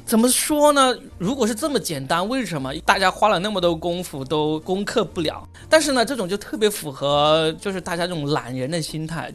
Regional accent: China; 我们中国人

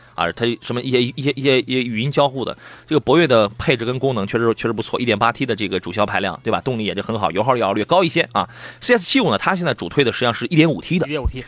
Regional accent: Qingdao, Shandong, China; 你这个咱们青岛有那个很多车

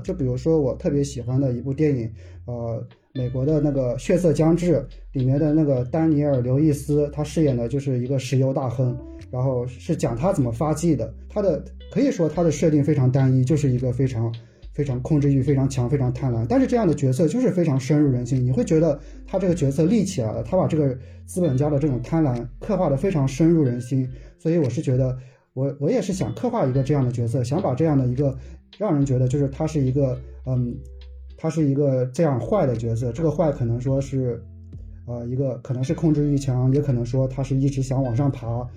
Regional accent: the North, northern China, China; 因为我是北方人嘛，好像在北方的话，我就感觉在城市中好像不是经常能看到

